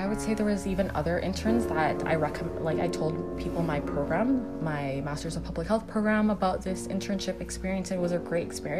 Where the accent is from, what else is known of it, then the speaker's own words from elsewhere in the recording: Canada; accent: Canadian; I was born and raised in Canada, I'm a Canadian